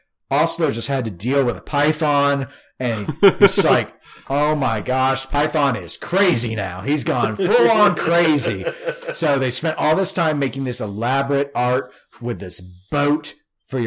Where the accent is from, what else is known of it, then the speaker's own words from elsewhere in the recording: Tornado Alley, United States; Growing up in Tornado Alley